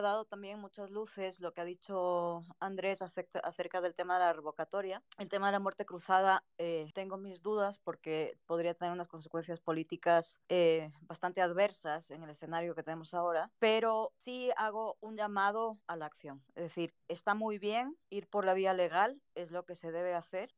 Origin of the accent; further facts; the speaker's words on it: Ecuador; soy ecuatoriano